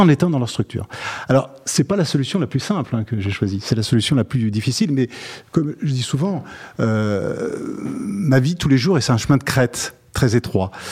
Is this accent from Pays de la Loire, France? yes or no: no; Lyon, Auvergne-Rhône-Alpes, France; Je suis originaire, je suis lyonnais d'origine